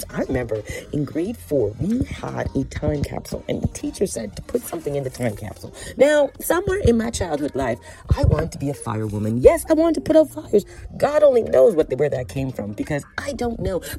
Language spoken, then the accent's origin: English; Scarborough, Ontario, Canada; when I was younger, back in my home, um, in uh, my childhood home, Scarborough, Ontario, Canada. I grew up in Jamaican roots